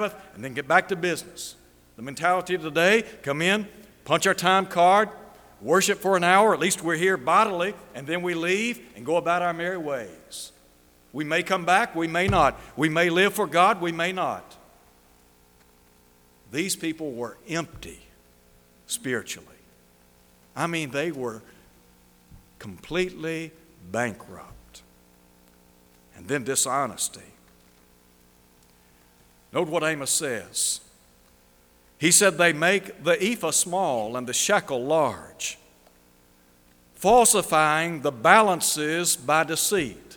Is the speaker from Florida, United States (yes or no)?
no; Chattanooga, Tennessee, United States; I was just a boy growing up in Chattanooga